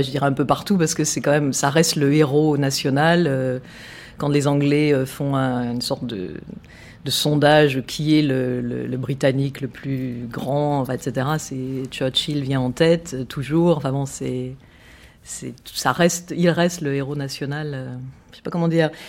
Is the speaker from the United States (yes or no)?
no; France; now in London, United Kingdom; je suis française. Française. Pure, pure jus.